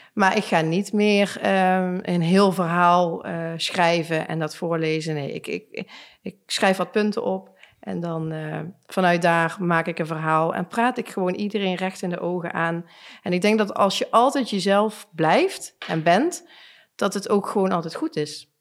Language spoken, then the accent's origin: Dutch; Limburg, Netherlands; En als wij als Limburgers twee uur moeten reizen met een kind